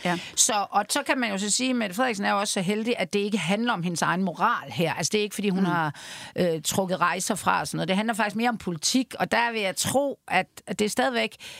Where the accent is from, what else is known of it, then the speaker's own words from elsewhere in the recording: Denmark; jeg er jo fra Jylland